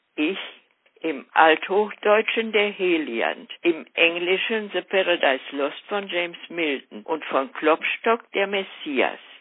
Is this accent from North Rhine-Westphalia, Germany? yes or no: yes; Ibbenbüren, North Rhine-Westphalia, Germany; 1940 gab es in ganz Ibbenbüren keine Schule, in der man das Abitur hätte machen können. Und so verließ ich die Schule mit dem Zeugnis der mittleren Reife